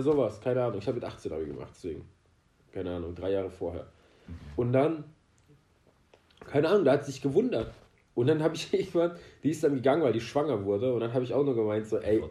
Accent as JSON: {"language": "German", "country": "Iran", "moved": "yes", "lives_now": "Germany", "said": "als Iraner"}